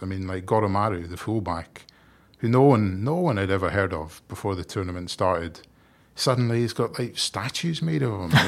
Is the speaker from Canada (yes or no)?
no; Scotland, United Kingdom; Despite being Scottish